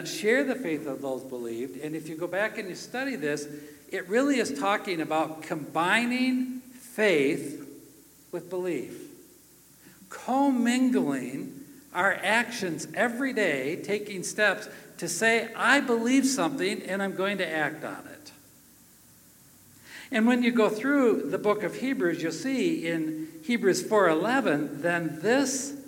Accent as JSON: {"language": "English", "region": "Minnesota", "country": "United States", "said": "I come from Minnesota"}